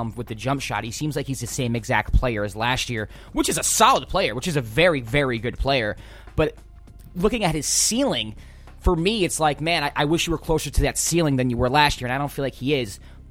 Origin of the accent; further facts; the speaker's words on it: New York, United States; I'm a New Yorker